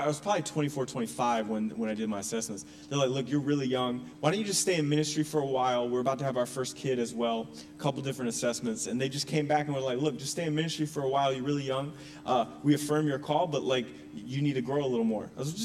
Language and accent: English; North Carolina, United States; moved away as an adult; also born or lived in Connecticut; now in Gloucester, United States; I'm originally from Connecticut, but grew up in North Carolina